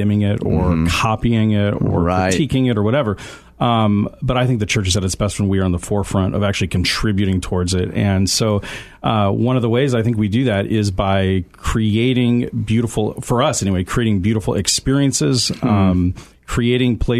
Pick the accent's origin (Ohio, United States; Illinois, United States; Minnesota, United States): Illinois, United States; Aurora; moved away as an adult; also born or lived in Tulsa, Oklahoma; Aurora, Illinois was one of them, because I grew up in Aurora.